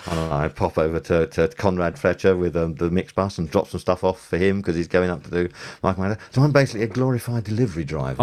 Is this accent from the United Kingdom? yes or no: yes; United Kingdom; we're British